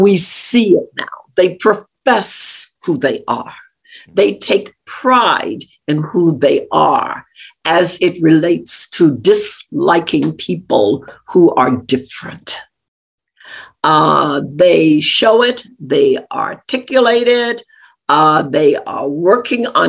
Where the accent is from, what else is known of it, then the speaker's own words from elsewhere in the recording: Arkansas, United States; I grew up in Arkansas, very close to Memphis, Tennessee